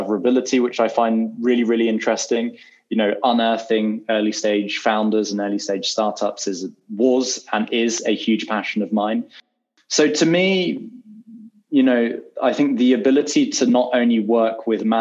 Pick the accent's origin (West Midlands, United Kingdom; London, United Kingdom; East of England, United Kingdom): London, United Kingdom; moved away as an adult; now in New York, United States; born in London and I was educated in London. And barring sort of a year or so, I've never lived anywhere else.